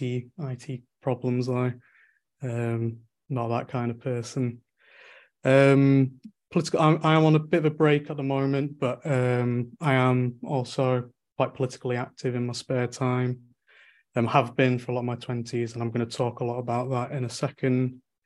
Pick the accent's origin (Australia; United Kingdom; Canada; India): United Kingdom; Manchester, North West England; I'm from Manchester in the, in, in, England